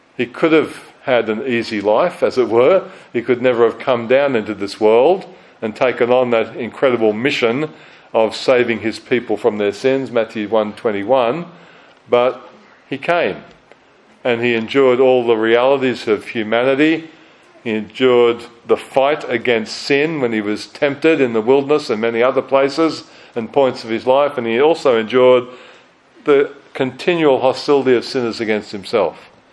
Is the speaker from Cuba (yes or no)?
no; Australia; moved away as an adult; also born or lived in United Kingdom; now in New Zealand; growing up in Australia, living for a while in the UK to do theological study, coming here after ministry in Australia to New Zealand.